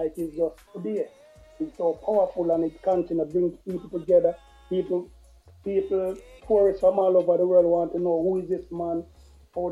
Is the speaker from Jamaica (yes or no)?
yes; Saint Catherine, Jamaica; I'm not from St. Mary. I'm from St. Catherine.